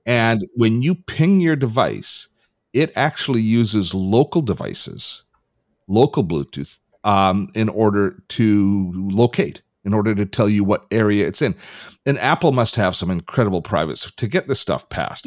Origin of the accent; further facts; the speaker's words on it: Canada; I'm Canadian